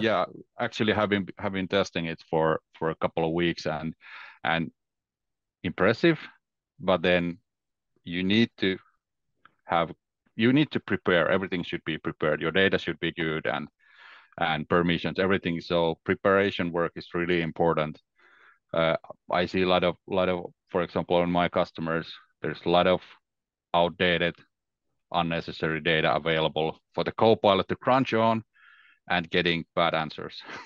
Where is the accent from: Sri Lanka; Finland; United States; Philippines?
Finland; English is a second language; I'm from Finland, so it's December. It's very dark here